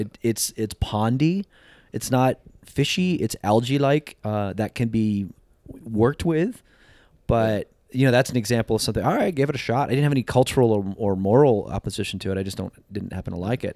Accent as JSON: {"language": "English", "region": "New Jersey", "country": "United States", "tie": "born or raised there", "moved": "yes", "lives_now": "Sacramento, United States", "said": "I grew up in Jersey"}